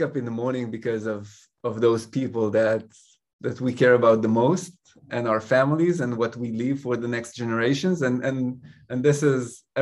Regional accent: Israel; first language Hebrew; English is a second language; moved away; also born or lived in Paris, France; I was born and raised in Israel

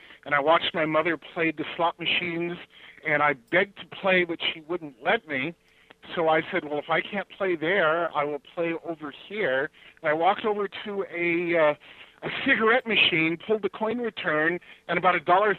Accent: Chicago, Illinois, United States; born there; also born or lived in Los Angeles; I was born in Chicago, Illinois, and moved out to Los Angeles and lived there most of my life.

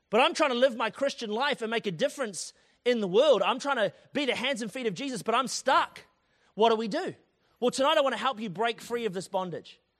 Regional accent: Tauranga, Bay of Plenty, New Zealand; it's like, ah, kind of wet outside, and I'm from Tauranga. I only do like 24 degrees and above.

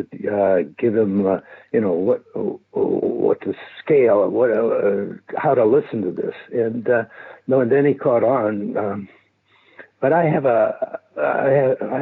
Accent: Birmingham, Michigan, United States; moved away as an adult; now in Italy; I was raised in Birmingham, Michigan.

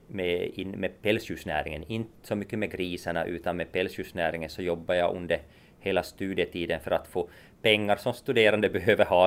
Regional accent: Nykarleby, Ostrobothnia, Finland; jag är från Nykarleby ursprungligen så att, och Ytterjeppo

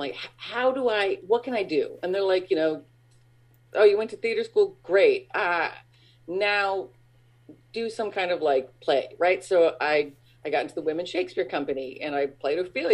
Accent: Littleton, Colorado, United States; moved away; I grew up in Littleton, Colorado

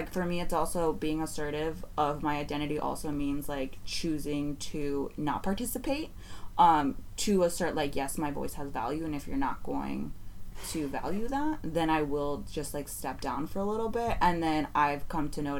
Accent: San Francisco, California, United States; I'm growing up in the Mission, I was cradled

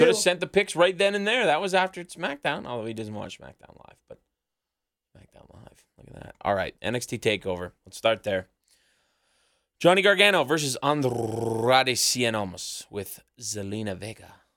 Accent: Canada; we're from Canada, and there was a really cold, really cold snap happening back home

